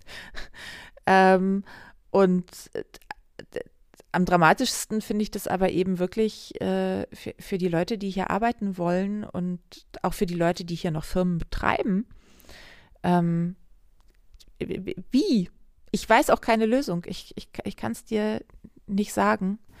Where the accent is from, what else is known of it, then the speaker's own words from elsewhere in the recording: Hamburg, Germany; meiner Heimatstadt Hamburg